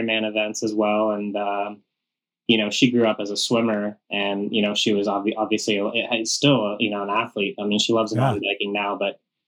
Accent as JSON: {"language": "English", "region": "Western Colorado", "country": "United States", "tie": "born or raised there", "said": "growing up in Western Colorado"}